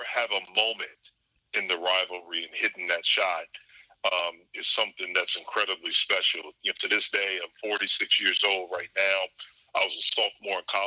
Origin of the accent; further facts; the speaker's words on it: North Carolina, United States; growing up in North Carolina